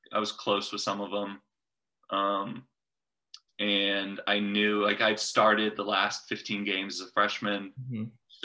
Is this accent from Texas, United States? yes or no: yes; Coppell, Texas, United States; growing up in Coppell